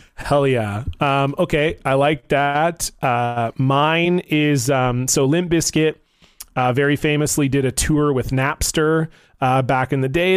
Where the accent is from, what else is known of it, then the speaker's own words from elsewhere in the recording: Vancouver, British Columbia, Canada; I'm from Vancouver, B C, Canada